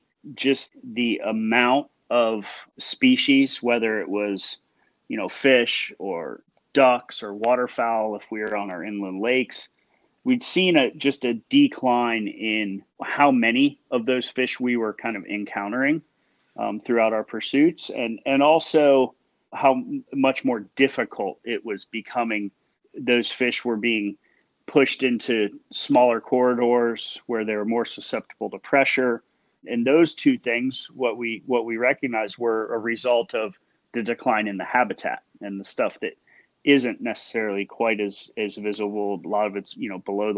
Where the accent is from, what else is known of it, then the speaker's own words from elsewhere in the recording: Fort Myers, Florida, United States; Daniel and I, who are the two founders, both live, born and raised in Fort Myers in Southwest Florida